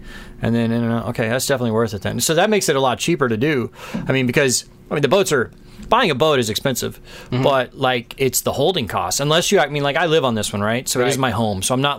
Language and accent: English; Texas, United States; moved away; I'm from Texas